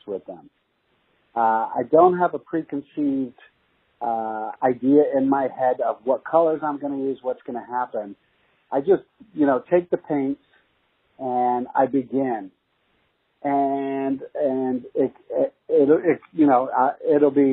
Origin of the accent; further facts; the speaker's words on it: Los Angeles, California, United States; also born or lived in Toronto, Canada / England; I was born actually in Toronto, Canada, and then went back to England for a little bit and then eventually moved and set roots in Los Angeles